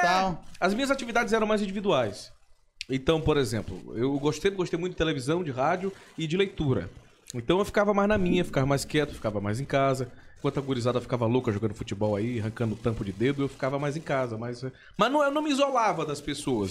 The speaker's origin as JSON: {"language": "Portuguese", "town": "São Luís", "region": "Maranhão", "country": "Brazil", "tie": "born or raised there", "also_born_or_lived": "Imperatriz, Maranhão", "said": "Eu nasci em Imperatriz, no Maranhão"}